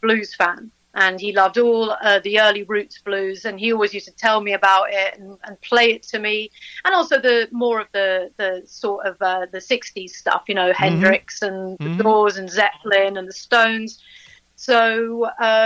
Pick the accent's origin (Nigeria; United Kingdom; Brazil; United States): United Kingdom; London; moved away as an adult; now in Buckinghamshire, United Kingdom; I'm a London girl originally